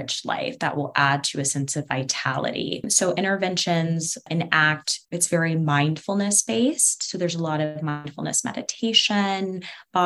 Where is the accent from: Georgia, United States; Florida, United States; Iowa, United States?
Georgia, United States; Atlanta; I'm from Atlanta, which is home to really important pieces of the civil rights movement